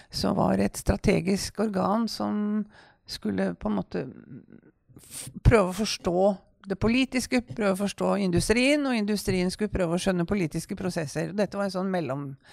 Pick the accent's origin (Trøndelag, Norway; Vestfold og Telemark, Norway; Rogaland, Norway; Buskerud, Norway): Buskerud, Norway; Kongsberg; jeg kom jo fra Kongsberg